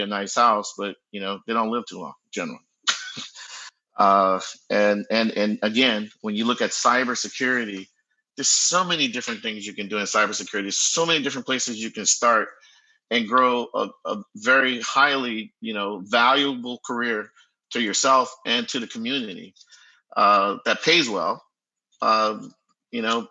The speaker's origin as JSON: {"language": "English", "town": "New Orleans", "region": "Louisiana", "country": "United States", "tie": "born or raised there", "moved": "yes", "lives_now": "Bay Area, United States", "said": "I'm from New Orleans, you know, in the 70s and 80s"}